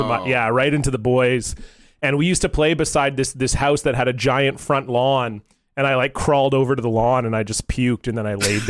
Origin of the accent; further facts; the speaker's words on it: Canada; as you do as a Canadian lad. I was probably 10